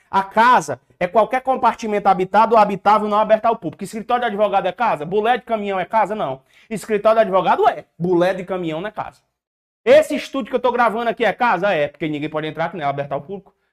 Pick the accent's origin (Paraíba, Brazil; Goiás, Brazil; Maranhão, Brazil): Paraíba, Brazil; Eu sou da Paraíba, vem uma tia minha lá do interior